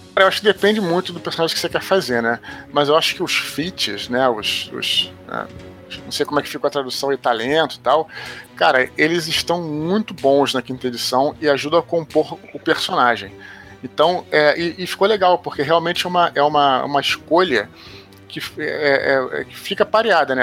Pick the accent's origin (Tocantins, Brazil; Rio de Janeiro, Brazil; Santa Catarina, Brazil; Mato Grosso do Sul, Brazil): Rio de Janeiro, Brazil; aqui no Rio, é, onde eu moro